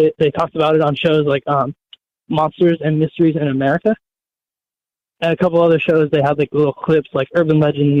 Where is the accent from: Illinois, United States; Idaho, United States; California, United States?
California, United States; now in Oregon, United States; I'm from California, but I live in Oregon.